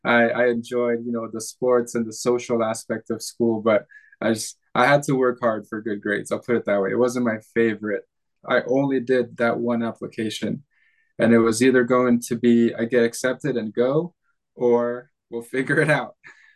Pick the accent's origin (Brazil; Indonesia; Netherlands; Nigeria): Indonesia; Sulawesi; I was born and raised in Indonesia, went to school mostly at international schools did some homeschool there, but on the island of Sulawesi.